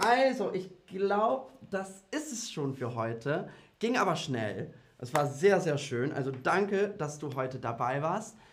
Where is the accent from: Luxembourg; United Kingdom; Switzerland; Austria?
United Kingdom; German is a second language; now in Berlin, Germany; Also ich komme ursprünglich aus Großbritannien